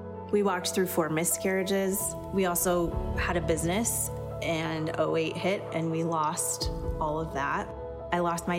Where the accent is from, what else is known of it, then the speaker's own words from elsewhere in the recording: Kolkata, West Bengal, India; born there; I was born on April 6, 1980 in Calcutta, India.